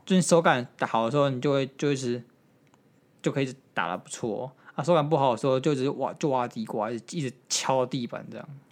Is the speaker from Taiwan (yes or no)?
yes; Taiwan; 我们台湾人